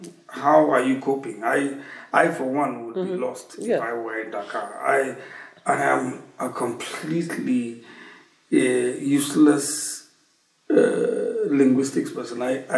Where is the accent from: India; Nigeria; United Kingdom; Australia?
Nigeria; We are Nigerian academics, we are Anglophone